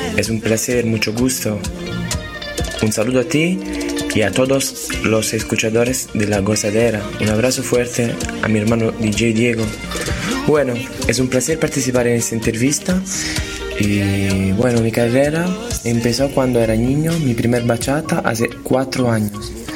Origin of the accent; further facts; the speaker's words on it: Naples, Campania, Italy; Spanish is a second language; yo soy de Nápoles, soy italiano